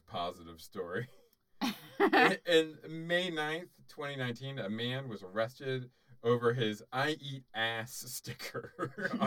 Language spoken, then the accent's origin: English; Florida, United States; I grew up in Florida